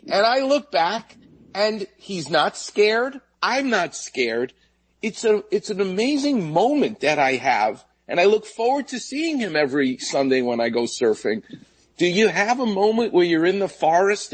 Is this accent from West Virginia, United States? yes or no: no; New York City, New York, United States; I grew up on Jamaica Bay, where the jets and planes would land at JFK, and they literally came over our house